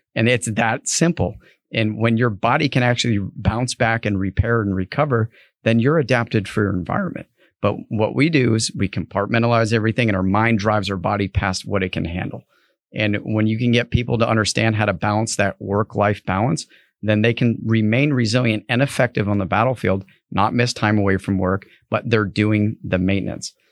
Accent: New England, United States; I grew up in New England

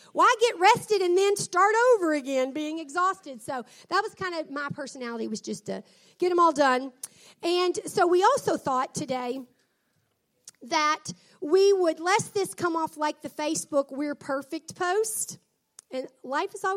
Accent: the Mid-South, United States; I was from the South

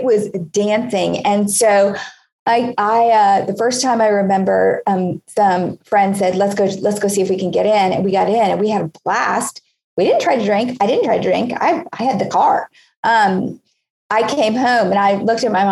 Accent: Hollywood, Florida, United States; I grew up in Hollywood, Florida.

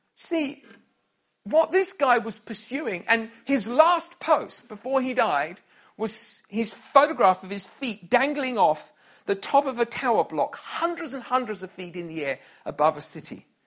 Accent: Scotland, United Kingdom; I was from Scotland

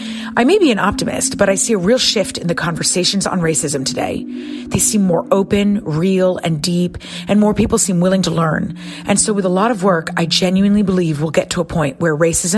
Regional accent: Connecticut, United States; I'm from Connecticut. I'm American Lebanese

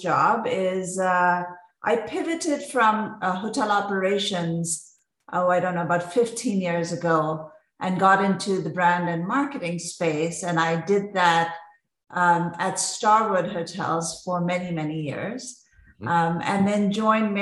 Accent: Mumbai, Maharashtra, India; I grew up in Mumbai, India

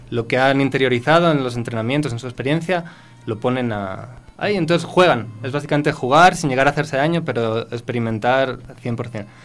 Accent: Ecuador; accent: Ecuadorian; tengo acento ecuatoriano, cada vez me noto más que ya se me va el, español.

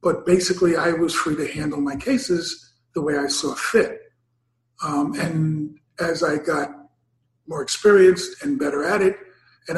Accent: New York City, New York, United States; I'm born and raised in Harlem

